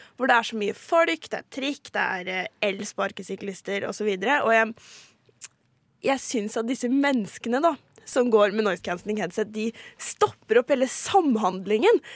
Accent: Halden, Østfold, Norway; moved away; har jeg måttet dra til min hjemby Halden

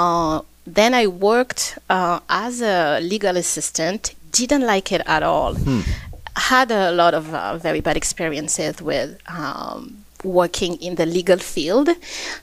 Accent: Réunion; moved away as an adult; also born or lived in Versailles, France / Montreal, Canada; now in Edmonton, Canada; I was born and I grew up in Réunion Island.

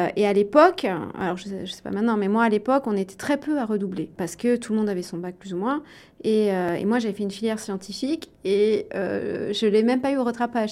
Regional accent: Le Creusot, Bourgogne-Franche-Comté, France; also born or lived in Chambéry, Savoie; j'ai vécu en Bourgogne une grande partie euh, de mon enfance, au Creusot pour être précis

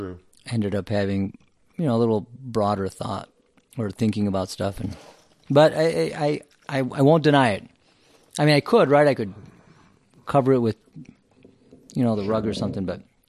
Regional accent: Champaign, Illinois, United States; I was born in Champaign, Illinois.

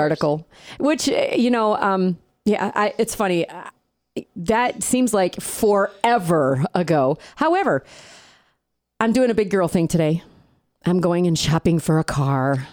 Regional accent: upstate New York, United States; accent: upstate New York; moved away; I still sound like I'm from upstate New York

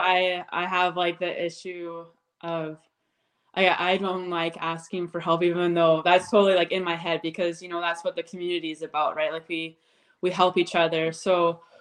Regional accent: Abbotsford, British Columbia, Canada; now in Red Deer, Canada; I grew up in Abbotsford, BC, but I currently live in Red Deer, Alberta now. We moved in 2014

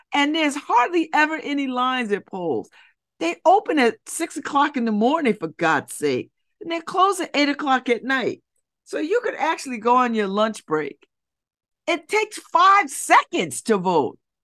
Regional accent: United States; when I'm in the world, I'm identified as an American

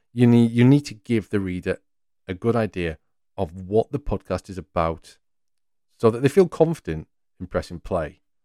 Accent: North East England, United Kingdom; I'm from the northeast of England, and while I expect you can pick up my words and accent pretty well

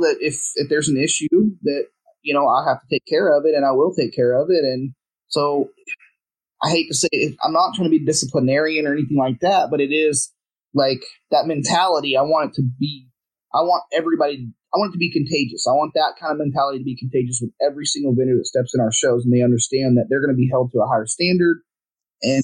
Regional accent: Houston, Texas, United States; moved away as an adult; now in Dallas, United States; I'm born, I'm from here. I'm from Houston area, but I live in Dallas now.

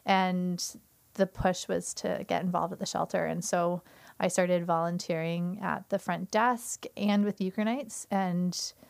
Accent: Newmarket, Ontario, Canada; now in St. Catharines, Canada; So I'm originally from Newmarket. I was born and raised there and ended up moving to St. Catharines to go to Brock.

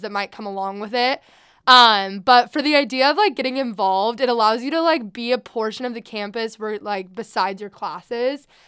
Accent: Sacramento, California, United States; I am from Sacramento

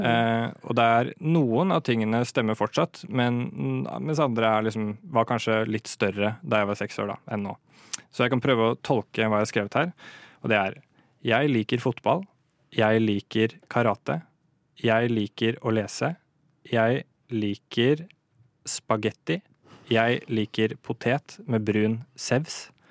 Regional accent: Moss, Østfold, Norway; Jeg kommer fra Østlandet, som dere kanskje hører. Eh, ja. Nærmere bestemt Moss, på, eh, fra Jeløya

